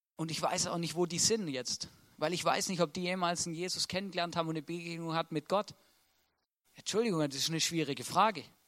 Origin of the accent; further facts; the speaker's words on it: Swabia, Baden-Württemberg, Germany; moved away as an adult; now in Austria; Ich wollte eigentlich beim, beim Daimler schaffen, einen Mercedes fahren und ein Haus bauen, oder? Das wäre typisch schwäbisch